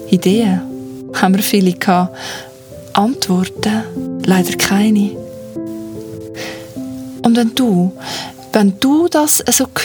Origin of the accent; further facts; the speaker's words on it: Zug, Switzerland; Ich bin ja in Zug aufgewachsen und das ist eine von unseren berühmtesten Sagen.